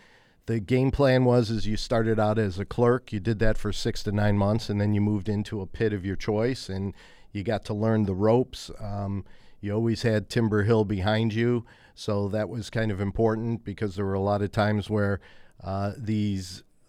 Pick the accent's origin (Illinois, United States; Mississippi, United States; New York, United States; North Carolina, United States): Illinois, United States; Chicago; also born or lived in San Francisco; I grew up in Chicago, yeah, that's correct.